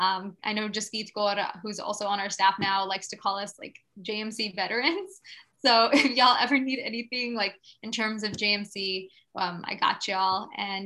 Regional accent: Bakersfield, California, United States; I was born and raised in Bakersfield, California. … pronoun she, her, hers.

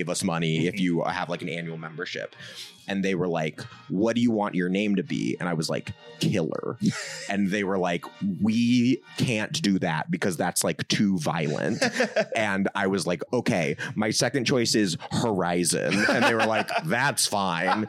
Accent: Nashville, Tennessee, United States; That's where I grew up

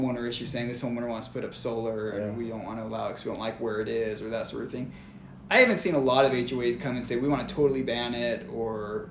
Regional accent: Arizona, United States; now in Utah, United States; I come from Arizona

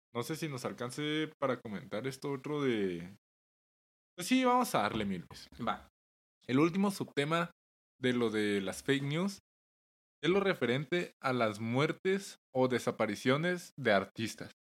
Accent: Chihuahua, Mexico; somos de Chihuahua

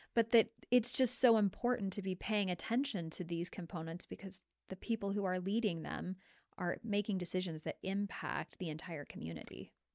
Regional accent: Lewiston, Idaho, United States; I came from Lewiston, and so there was the Lewiston School District

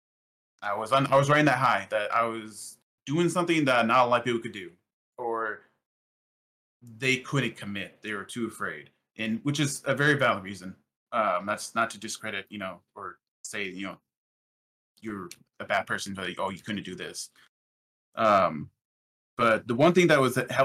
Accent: Illinois, United States; also born or lived in Arizona; I'm from Illinois. I'm currently right now in Illinois, but I grew up in a very rural area, very small town

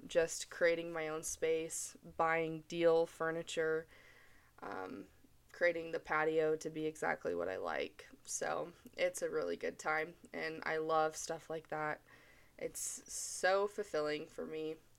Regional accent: Mesa, Arizona, United States; moved away as an adult; now in Utah, United States; I'm originally from Mesa, Arizona

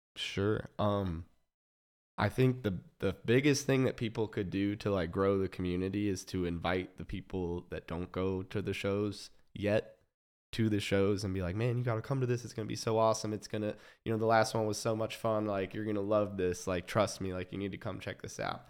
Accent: Overland Park, Kansas, United States; I was born in Kansas City, Missouri, um, and then grew up in Overland Park, Kansas

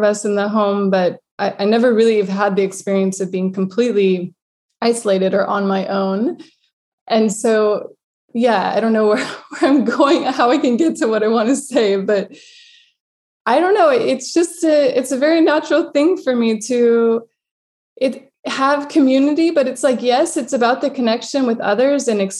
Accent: United States; now in Lisbon, Portugal; I'm coming from America

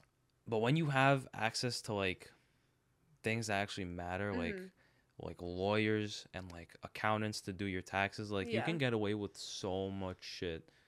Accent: Staten Island, New York, United States; I think it's cool that we knew before, like, everyone else did, just because we're from Staten Island.

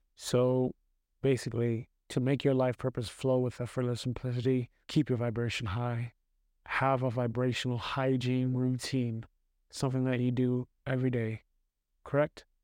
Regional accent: New York City, New York, United States; moved away as an adult; now in Austria; I grew up in New York City

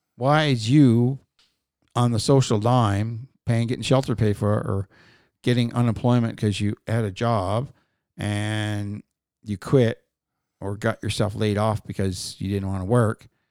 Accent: Newfoundland and Labrador, Canada; I'm fucking from Newfoundland.

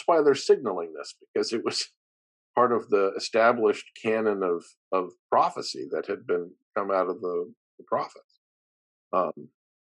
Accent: Rapid City, South Dakota, United States; now in Ashland, United States; I grew up in South Dakota, and my dad moved out here a couple years ago

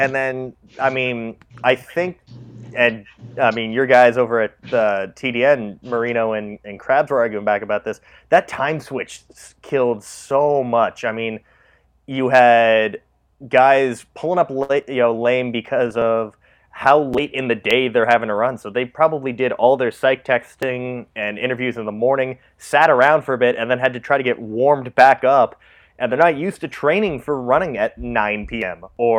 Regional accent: Canada; We're Canadian

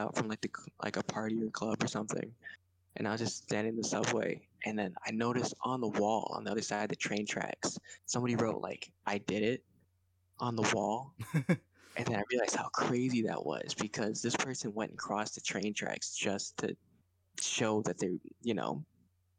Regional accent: Buffalo, New York, United States; now in New York City, United States; Buffalo, or, like, which is, like, my hometown

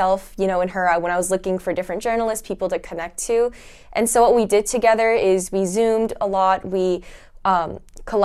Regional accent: Fullerton, California, United States; I'm from California, from Fullerton

